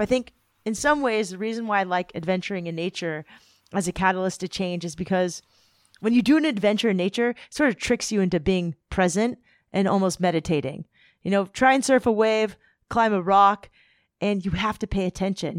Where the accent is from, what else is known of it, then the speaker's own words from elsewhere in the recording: Southern California, United States; I'm from Southern California